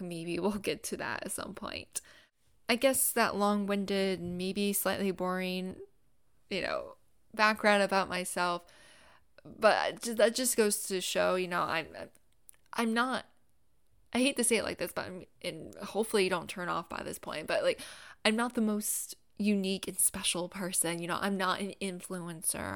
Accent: Gainesville, Florida, United States; moved away as an adult; also born or lived in South Carolina / Jacksonville, Florida / Washington, D.C. area; I was born and raised in Gainesville, Florida

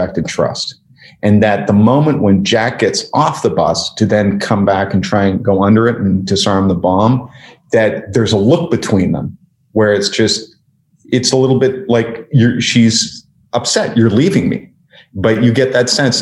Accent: Canada; I'm Canadian

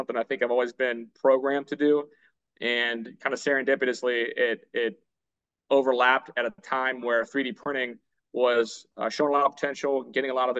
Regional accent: Youngstown, Ohio, United States; I'm from Youngstown, Ohio, originally.

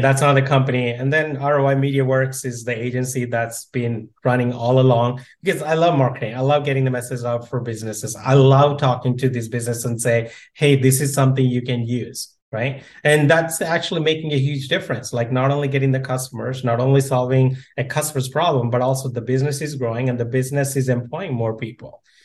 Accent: India; moved away; I grew up in India

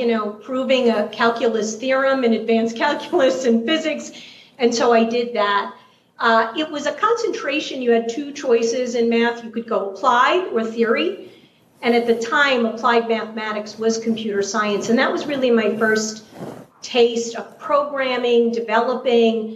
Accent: New York City, New York, United States; accent: New York City; you definitely picked up my New York City accent. I grew up in Queens, New York

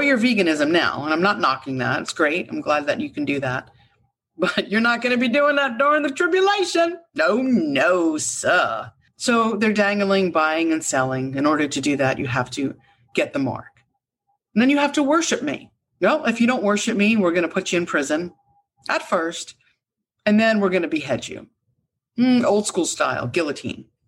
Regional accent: United States; as an American, but a God fearing woman

